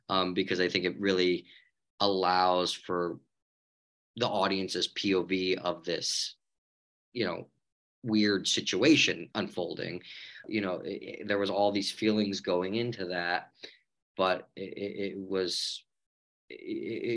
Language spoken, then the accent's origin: English; United States; I'm American, end of the day.